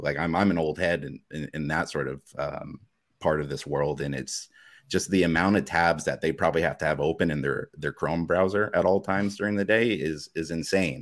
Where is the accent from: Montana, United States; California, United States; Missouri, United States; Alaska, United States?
Alaska, United States; now in Portland, United States; I grew up in Alaska. I've been, I've been in Portland here for the last ten years